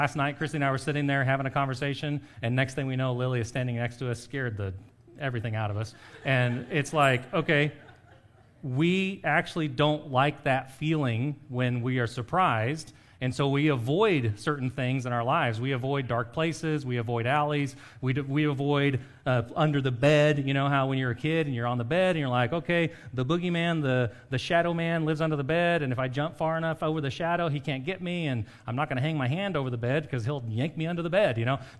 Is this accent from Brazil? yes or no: no; Costa Rica; When I grew up in Costa Rica, my friends loved scary movies, like the really, really horror ones.